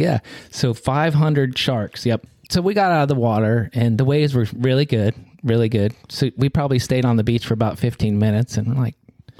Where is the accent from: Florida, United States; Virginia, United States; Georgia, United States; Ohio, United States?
Florida, United States; South; I grew up in South Florida, and there's a lot of sharks down there.